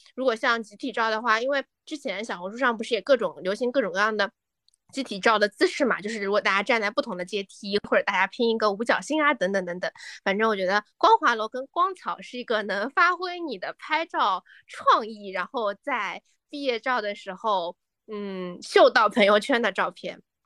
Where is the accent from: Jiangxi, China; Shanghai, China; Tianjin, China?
Shanghai, China; 是生活在浦东中外环的新上海人